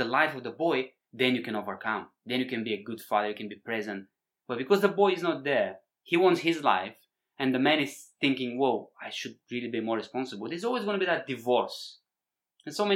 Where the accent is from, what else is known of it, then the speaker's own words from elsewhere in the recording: Bulgaria; moved away; growing up in Bulgaria, you know, post-communist Bulgaria